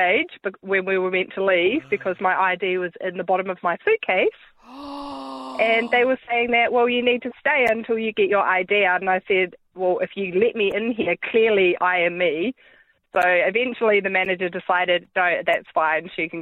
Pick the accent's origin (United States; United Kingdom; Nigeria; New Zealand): New Zealand; moved away as an adult; now in Australia; I'm from New Zealand, but I've been living in Australia since 2009.